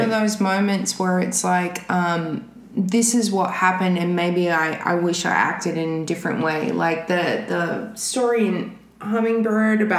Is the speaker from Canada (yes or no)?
no; Australia; now in California, United States; I'm from fucking Australia